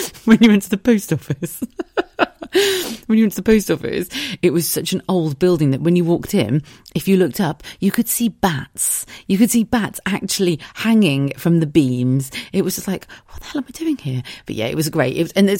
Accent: South of England, United Kingdom; also born or lived in United States; Well, I suppose I grew up in the South, but I've lived pretty much everywhere.

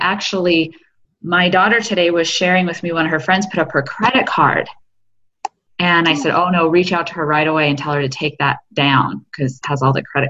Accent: Eugene, Oregon, United States; moved away; also born or lived in Canada; I'm originally from Oregon.

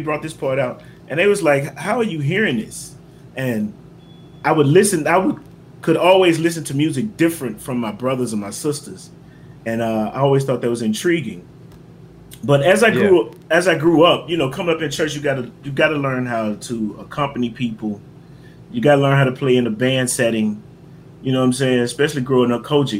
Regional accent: Memphis, Tennessee, United States; moved away; also born or lived in Atlanta, Georgia; I'm originally from Memphis, Tennessee. Partially raised in Atlanta, Georgia.

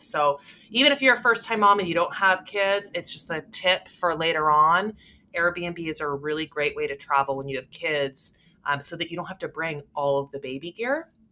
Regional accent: Canada; I'm Canadian

